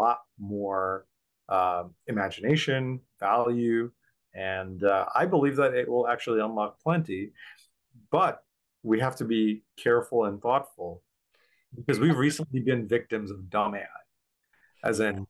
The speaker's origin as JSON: {"language": "English", "country": "Bangladesh", "tie": "born or raised there", "moved": "yes", "said": "When I was growing up in Bangladesh"}